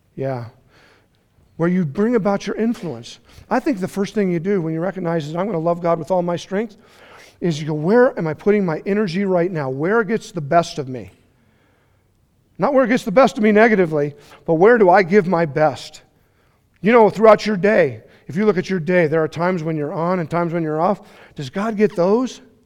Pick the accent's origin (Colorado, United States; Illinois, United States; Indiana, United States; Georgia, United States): Colorado, United States; I'm from Colorado